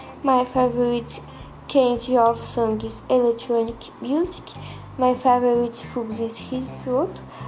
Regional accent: Brazil; English is a second language; I'm 11 years old. I'm a student. I was born in Brazil. I live in Brazil.

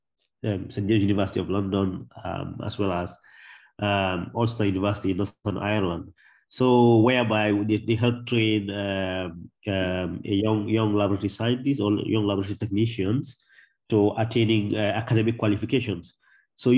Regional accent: Gambia; I was born and brought up in the Gambia

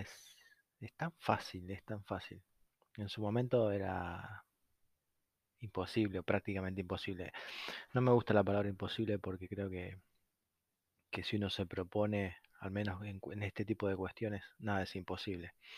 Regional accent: Argentina; como cualquier argentino

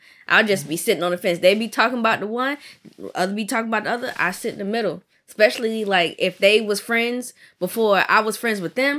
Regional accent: Georgia, United States; I'm from Georgia.

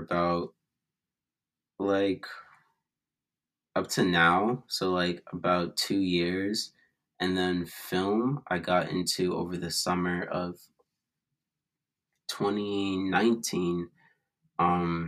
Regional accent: Boston, Massachusetts, United States; I'm from Boston, Massachusetts.

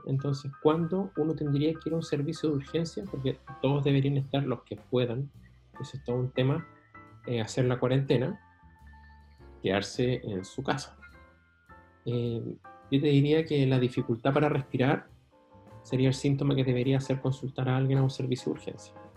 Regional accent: Chile; como chileno

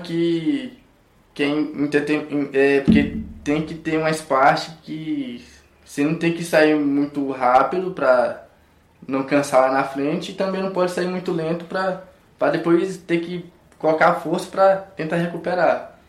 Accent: Codó, Maranhão, Brazil; now in Goiás, Brazil; vindo da cidade de Codó, pra quem não sabe, Codó do Maranhão

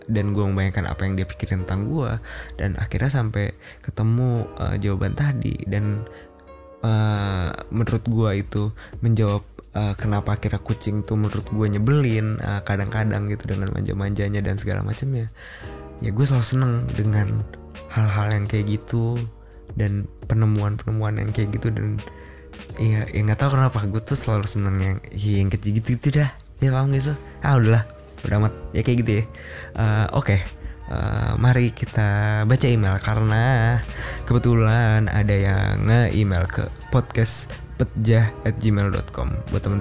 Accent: Jember, East Java, Indonesia; Realitanya emang bener gitu bang di kampung halamanku Jember Jatim emang banyak yang bikin perumahan di areal persawahan.

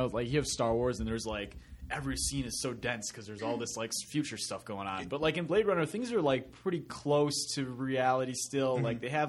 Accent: Green Bay, Wisconsin, United States; now in Michigan, United States; I grew up in Green Bay.

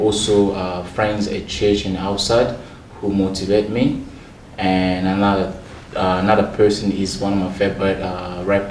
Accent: DR Congo; now in Australia; I am from Democratic Republic of Congo.

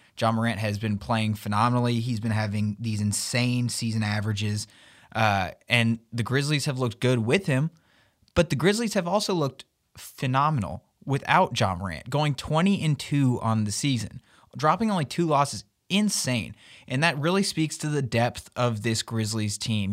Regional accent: Memphis, Tennessee, United States; moved away; also born or lived in Arkansas; I grew up in Memphis, Tennessee

